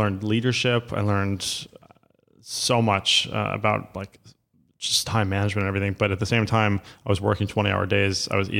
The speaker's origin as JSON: {"language": "English", "town": "New York City", "region": "New York", "country": "United States", "tie": "born or raised there", "said": "So I grew up in Lower Manhattan my whole life in Soho, and my father was an art dealer."}